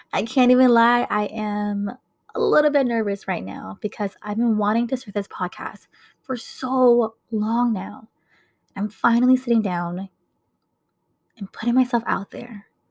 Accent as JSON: {"language": "English", "region": "Minnesota", "country": "United States", "tie": "born or raised there", "said": "I was born and raised here in Minnesota"}